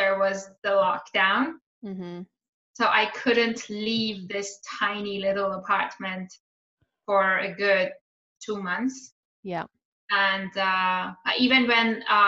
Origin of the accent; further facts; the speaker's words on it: Iran; moved away as an adult; also born or lived in Turin, Italy; now in Italy; I was born and raised in Iran, and but currently I am living, well, I live in Italy.